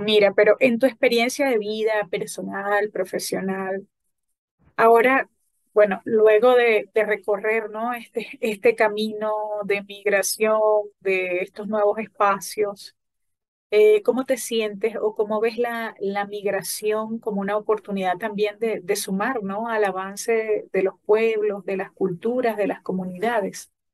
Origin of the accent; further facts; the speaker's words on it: Falcón, Venezuela; de la región justamente donde yo soy, de Falcón